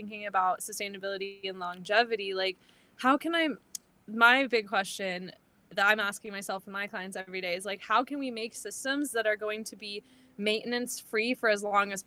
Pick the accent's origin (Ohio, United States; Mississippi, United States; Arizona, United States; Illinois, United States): Arizona, United States; I'm from Arizona, originally based in Arizona